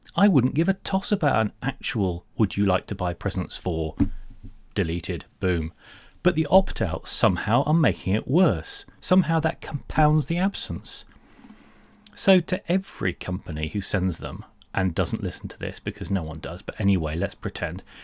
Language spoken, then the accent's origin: English; United Kingdom; I'm solid British